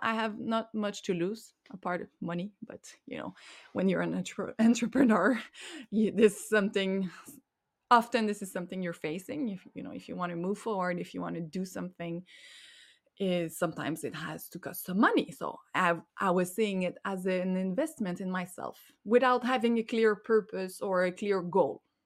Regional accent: Montreal, Quebec, Canada; first language French; English is a second language; I am from Montreal, which is in Quebec, the French province in Canada

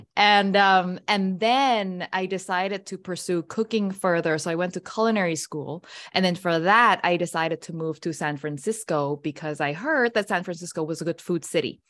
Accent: Thailand; I was born and raised in Thailand

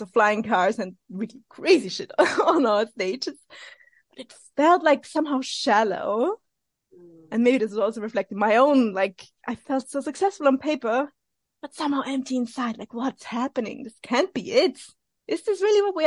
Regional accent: Vienna, Austria; I'm originally from Austria, Vienna, so in the center of Europe

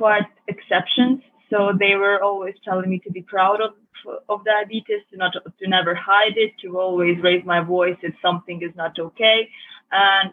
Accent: Budapest, Hungary; now in London, United Kingdom; I was born and raised in Budapest, Hungary

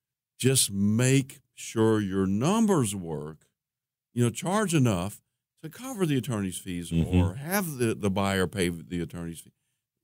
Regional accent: Columbus, Ohio, United States; moved away; And I grew up in Columbus

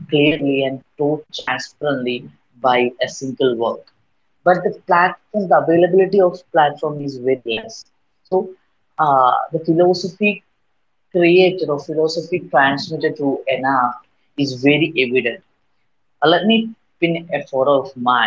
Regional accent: Kerala, India; I'm from Kerala, India

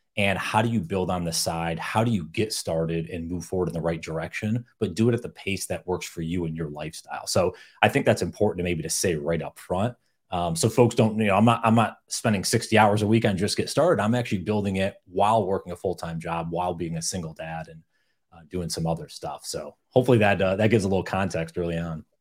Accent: upstate New York, United States; I grew up in upstate New York

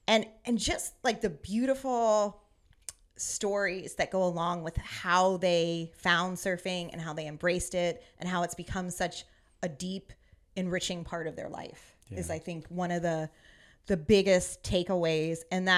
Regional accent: Virginia, United States; also born or lived in New Jersey; And then mostly growing up in Northern Virginia, we didn't, you know, right outside D.C., we didn't really have a close beach.

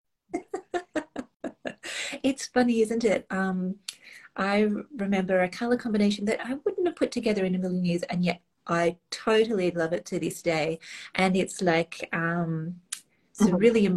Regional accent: Australia; being Australian

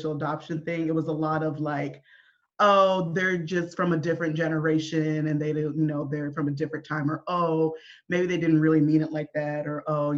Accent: Olympia, Washington, United States; I was raised in Olympia, Washington, Washington State, not DC

